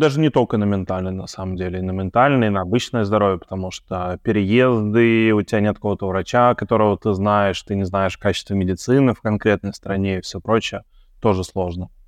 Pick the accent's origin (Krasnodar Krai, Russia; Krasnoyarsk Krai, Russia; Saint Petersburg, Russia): Saint Petersburg, Russia; moved away as an adult; now in Belgrade, Serbia; мы из Петербурга а, с женой